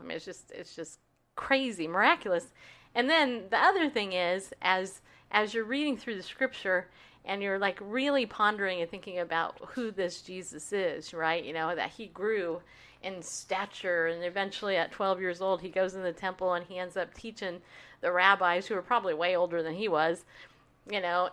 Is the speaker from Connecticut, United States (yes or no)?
no; New York, United States; also born or lived in California; now in Tennessee, United States; I was born in New York